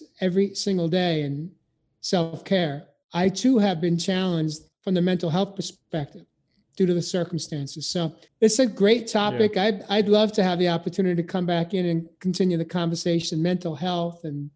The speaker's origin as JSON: {"language": "English", "region": "New York", "country": "United States", "tie": "born or raised there", "said": "I grew up in New York"}